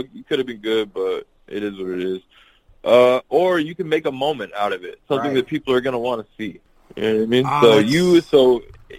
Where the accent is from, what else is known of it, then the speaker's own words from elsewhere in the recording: Bay Area, California, United States; growing up in the Bay Area